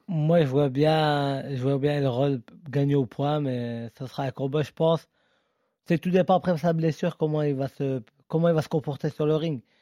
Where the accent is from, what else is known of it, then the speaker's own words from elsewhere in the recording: France; nous, en tant que Français